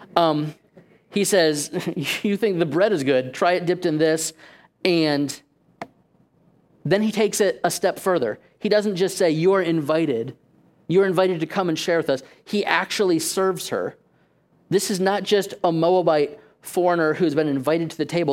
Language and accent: English; Safety Harbor, Florida, United States; that church just so happened to be in my hometown.